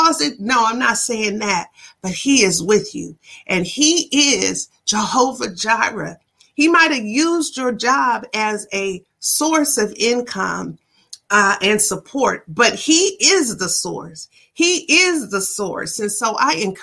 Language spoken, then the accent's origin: English; Ann Arbor, Michigan, United States; when I was young in my hometown of Ann Arbor, Michigan